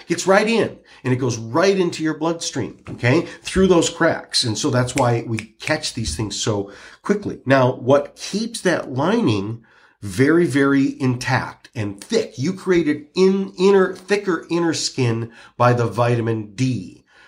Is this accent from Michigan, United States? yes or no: yes; Michigan, United States; I'm from Michigan